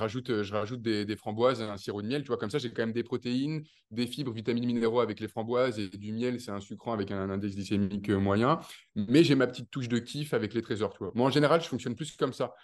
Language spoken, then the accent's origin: French; countryside near Tours, Centre-Val de Loire, France; moved away as an adult; now in Dubai, United Arab Emirates; je viens de la campagne de Tours, je suis né entre quatre vaches et six moutons